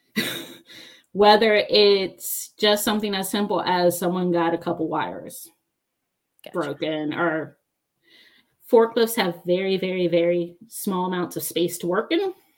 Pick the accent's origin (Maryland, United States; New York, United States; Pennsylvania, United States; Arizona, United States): Maryland, United States; Baltimore; moved away as an adult; also born or lived in United Kingdom; now in Georgia, United States; I'm from Maryland. I'm from Baltimore. I use sweetie and hun